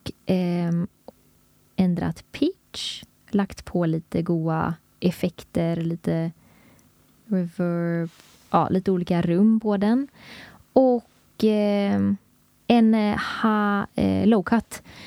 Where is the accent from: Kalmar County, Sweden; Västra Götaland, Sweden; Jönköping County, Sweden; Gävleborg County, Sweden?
Västra Götaland, Sweden; Gothenburg; vi är båda från Göteborg